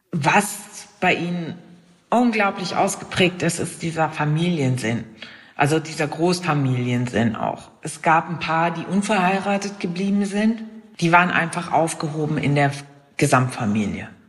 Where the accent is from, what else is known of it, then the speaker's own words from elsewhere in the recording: Germany; hier bei uns in Deutschland